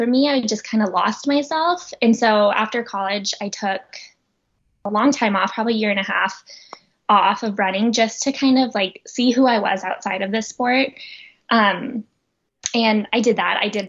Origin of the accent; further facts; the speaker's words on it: Oakland, California, United States; now in Boulder, United States; originally from Oakland, California. So Northern California